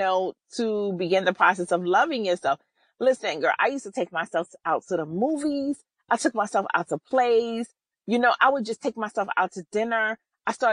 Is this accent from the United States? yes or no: yes; New York City, New York, United States; I'm from New York City